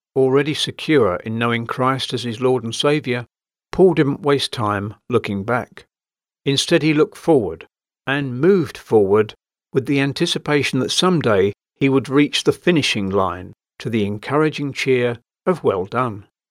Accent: London, United Kingdom; As a Londoner by birth

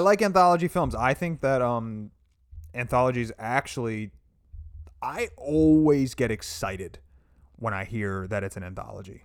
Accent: United States; as an American

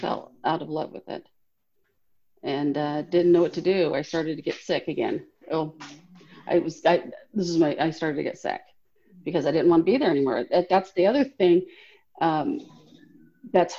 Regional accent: Los Angeles, California, United States; moved away; also born or lived in Orange County; I grew up in Southern California, LA and Orange County

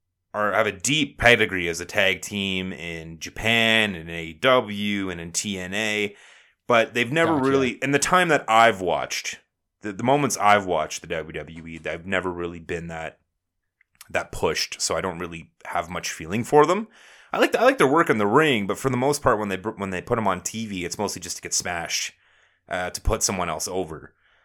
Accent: Canada; Yeah, I'm a garbage human. I'm Canadian garbage human.

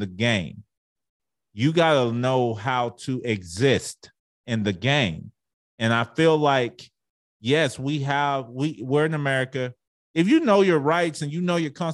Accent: Arlington, Texas, United States; I grew up in Arlington, Texas

